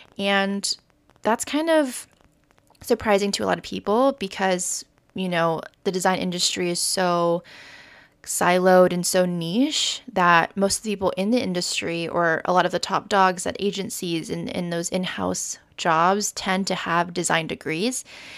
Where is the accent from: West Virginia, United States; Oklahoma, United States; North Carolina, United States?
Oklahoma, United States; also born or lived in Florida; I am Vietnamese American. I'm originally from Oklahoma, moved to Florida, and now just kind of floating around the country, seeing where the world and my career takes me.